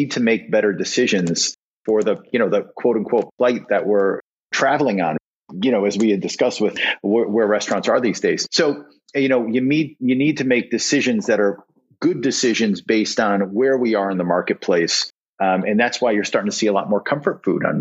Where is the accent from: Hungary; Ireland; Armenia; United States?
United States; New England; growing up in New England